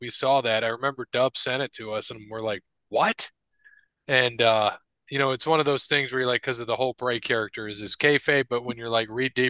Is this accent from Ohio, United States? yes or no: yes; Toledo, Ohio, United States